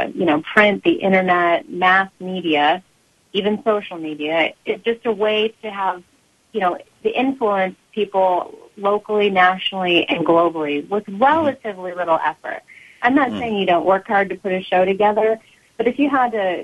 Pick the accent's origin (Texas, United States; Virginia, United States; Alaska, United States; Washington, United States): Alaska, United States; moved away; also born or lived in Arizona; Growing up in Alaska with my mom